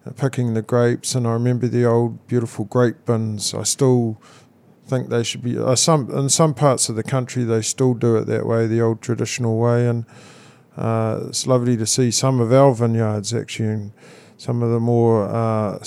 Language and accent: English; Manutuke, Gisborne, New Zealand; I was born in Manatuki, Gisborne, actually right next to the very plot right next to where James and Annie Milton live